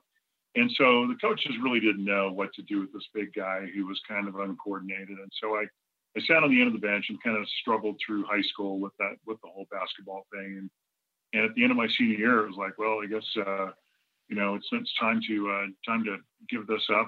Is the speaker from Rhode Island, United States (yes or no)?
no; Southern California, United States; I'm originally from Southern California